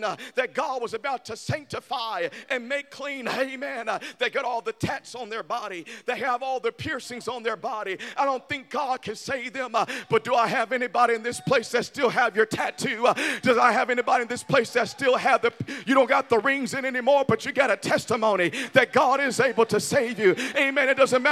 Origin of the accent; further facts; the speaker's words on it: Memphis, Tennessee, United States; I'm from Memphis